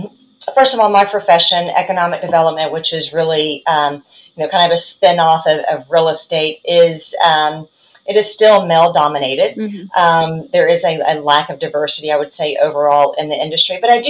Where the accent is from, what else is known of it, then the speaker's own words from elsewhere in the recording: Tennessee, United States; I mean, I'm from Tennessee.